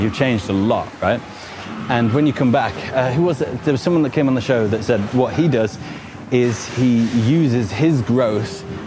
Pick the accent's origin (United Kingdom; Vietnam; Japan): United Kingdom; Newport, West Midlands; moved away as an adult; also born or lived in Nottingham / Coventry / Australia; Newport, actually, and it's next to kind of half an hour from Wolverhampton